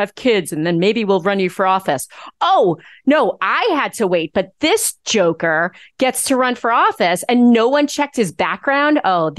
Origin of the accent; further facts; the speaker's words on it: Nassau County, Long Island, New York, United States; I grew up in Nassau County. I started my political career in Nassau County.